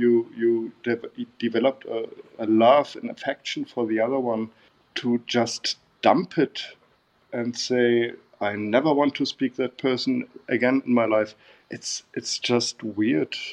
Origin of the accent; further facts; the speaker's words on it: Bavaria, Germany; English is a second language; moved away as an adult; also born or lived in Berlin; I met her in Bavaria, in my hometown. I come from Bavaria, South Germany